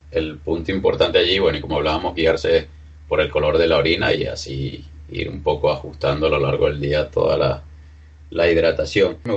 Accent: Venezuela; now in Spain; como soy un soy del, Caribe, de Venezuela, normalmente tomaba agua en casa

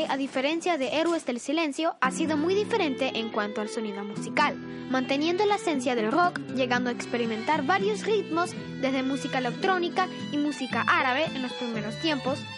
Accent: Venezuela; now in Coral Gables, United States; Soy de Venezuela y vivo aquí en Coral Gables.

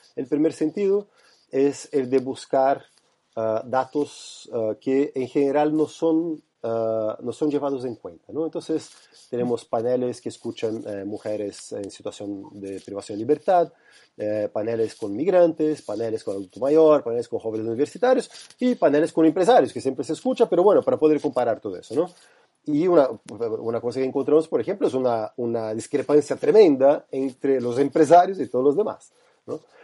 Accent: Brazil; now in Chile; yo soy brasileño

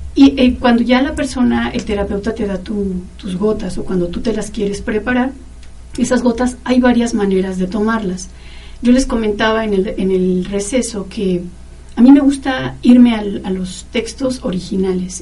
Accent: Mexico City, Mexico; moved away; en el Distrito Federal, que es de donde yo vengo

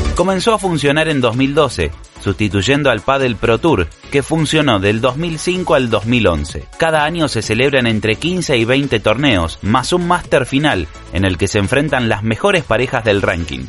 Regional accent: Argentina; nuestro país

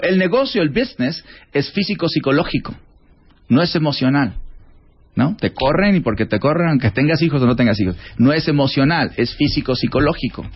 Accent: Sinaloa, Mexico; moved away as an adult; yo soy mexicano

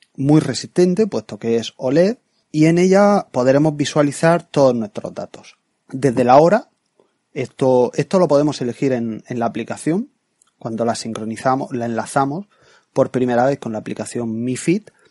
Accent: Murcia, Region of Murcia, Spain; now in Seville, Spain; yo soy de Murcia, aunque no vivo allí, vivo ahora en Sevilla

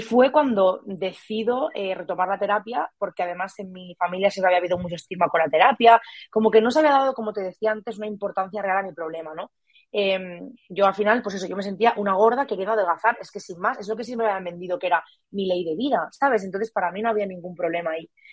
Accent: Barcelona, Catalonia, Spain; moved away as an adult; also born or lived in Murcia; yo soy de Barcelona, me fui a vivir a Murcia

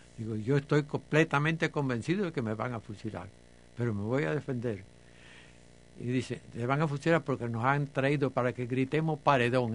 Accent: Cuba; soy un cubano patriota

